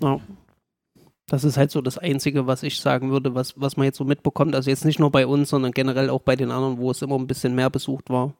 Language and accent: German; Gera, Thuringia, Germany; also born or lived in Jena; wieder nach Gera zu kommen, weil es halt auch meine Heimat ist